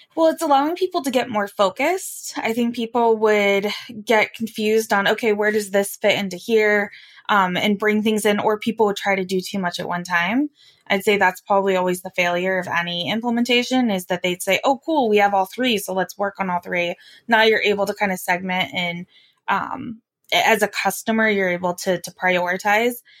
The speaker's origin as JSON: {"language": "English", "region": "Wyoming", "country": "United States", "said": "I'm from Wyoming"}